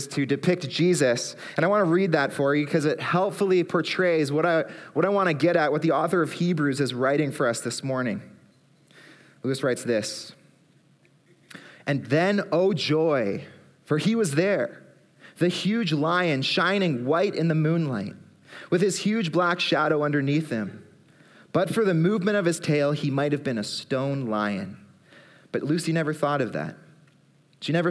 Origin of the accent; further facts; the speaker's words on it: Aurora, Ontario, Canada; also born or lived in Barrie; I grew up in Aurora, lived in Barrie as well